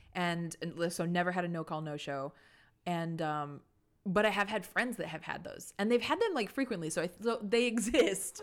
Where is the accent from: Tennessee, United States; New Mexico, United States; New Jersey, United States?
New Mexico, United States; Santa Fe; born or raised there; moved away